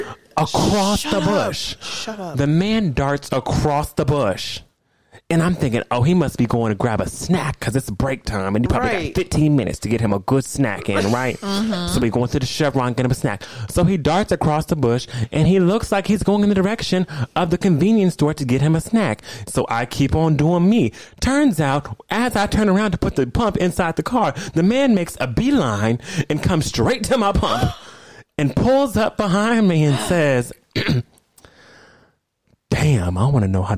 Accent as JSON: {"language": "English", "town": "Los Angeles", "region": "California", "country": "United States", "said": "I'm from LA."}